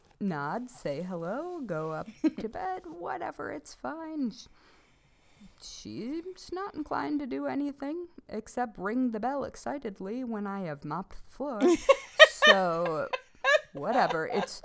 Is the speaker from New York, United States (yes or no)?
yes; New York, United States; now in Vermont, United States; I'm from New York